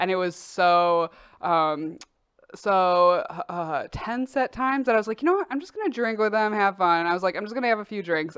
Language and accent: English; Oak Park, Illinois, United States; also born or lived in Chicago, Illinois; I grew up in Oak Park, Illinois